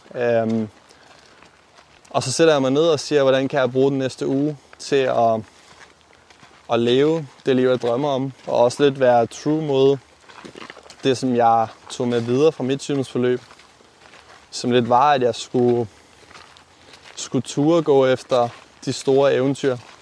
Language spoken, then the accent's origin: Danish; Aalborg, North Denmark Region, Denmark; moved away as an adult; also born or lived in Copenhagen; flyttet til den anden landet af, hvor jeg er opvokset øh, til Aalborg